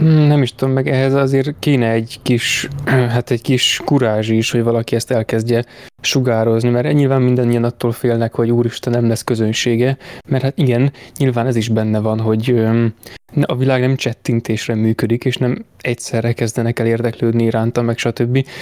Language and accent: Hungarian; Hungary; magyar vagyok